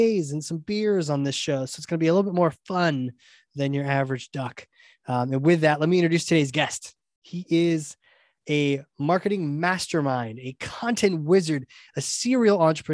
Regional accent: New England, United States; my hometown here in New England

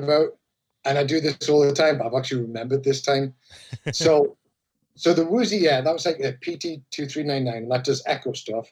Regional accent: Newcastle upon Tyne, North East England, United Kingdom; accent: Geordie; moved away as an adult; also born or lived in China / Japan; now in Philadelphia, United States; Newcastle, which is my hometown

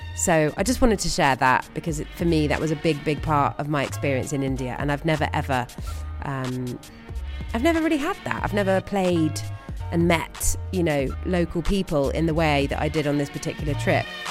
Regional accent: United Kingdom; being a British person

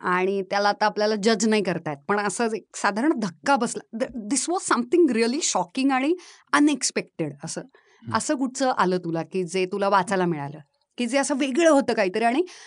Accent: Baramati, Maharashtra, India; moved away; also born or lived in Phaltan; मी मूळची बारामतीची आहे माझा जन्म फलटणचा

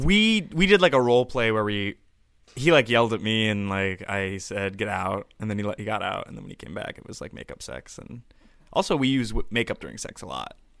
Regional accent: Boise, Idaho, United States; now in New York, United States; I'm from Boise

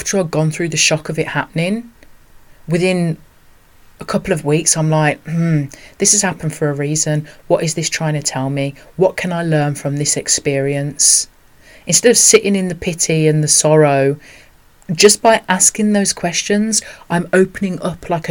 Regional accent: Birmingham, West Midlands, United Kingdom; growing up in Birmingham, working class, mixed race

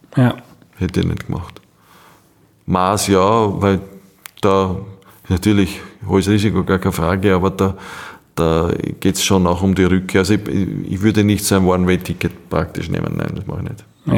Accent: Austria; wir haben als Österreicher

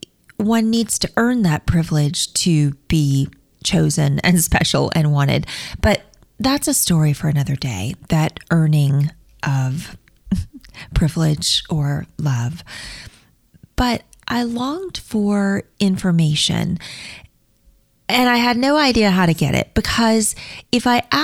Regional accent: Mobile, Alabama, United States; I was born in Mobile, Alabama, and I was placed with my forever family through the Catholic Social Services

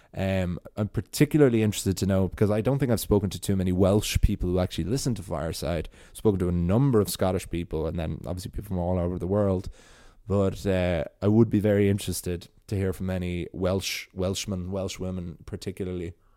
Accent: Wicklow, Leinster, Ireland; you can see Wales from my hometown

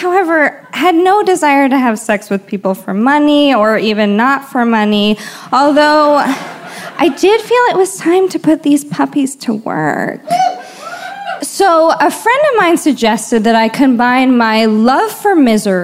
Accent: Washington, District of Columbia, United States; now in San Francisco, United States; I'm originally from Washington, D.C.

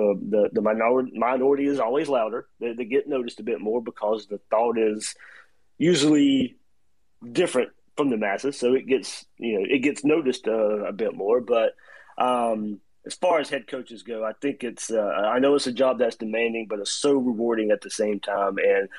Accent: Waycross, Georgia, United States; moved away; Like I said, I grew up in Georgia, but I grew up in Georgia in the 90s

